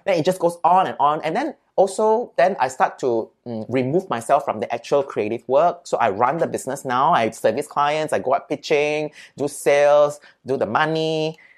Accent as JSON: {"language": "English", "country": "Singapore", "said": "I'm from Singapore"}